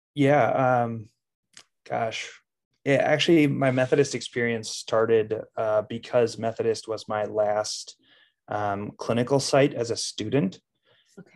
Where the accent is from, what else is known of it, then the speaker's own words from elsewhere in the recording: Plymouth, Minnesota, United States; I grew up in Plymouth, Minnesota, and was a Wyzetta High School graduate